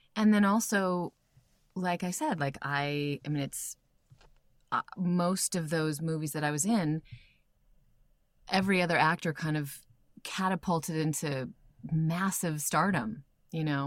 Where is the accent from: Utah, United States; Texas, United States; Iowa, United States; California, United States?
Iowa, United States; also born or lived in Albuquerque, New Mexico; I was born in Albuquerque, and then, but so, sort of simultaneously grew up in Iowa as well